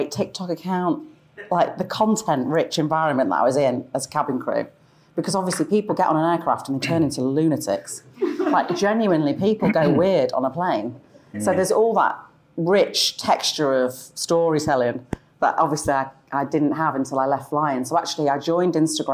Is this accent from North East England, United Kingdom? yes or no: no; Sale, North West England, United Kingdom; moved away as an adult; now in South of England, United Kingdom; I grew up in quite a modest, kind of humble council house in Sale